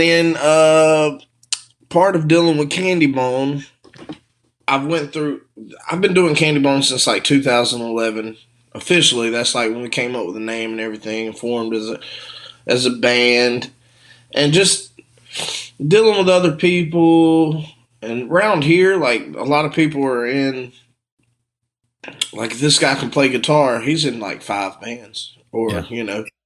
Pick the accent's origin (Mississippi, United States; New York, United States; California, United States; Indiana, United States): Mississippi, United States; Morton; I'm from Morton, Mississippi